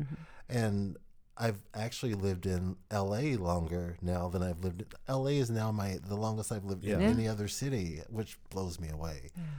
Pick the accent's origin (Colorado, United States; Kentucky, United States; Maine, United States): Kentucky, United States; moved away as an adult; Well, I moved away from Kentucky. This year will be 30 years.